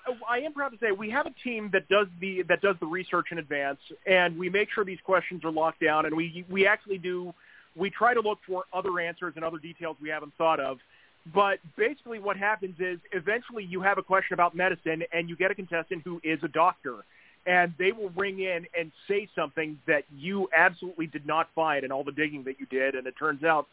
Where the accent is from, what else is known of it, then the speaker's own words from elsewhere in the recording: West Virginia, United States; I was born and raised in West Virginia.